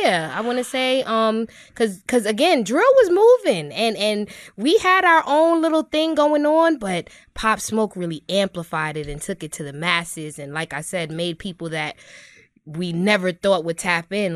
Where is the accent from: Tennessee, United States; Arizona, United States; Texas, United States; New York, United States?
New York, United States; New York City; I'm from Brooklyn, New York, born and raised, best city on earth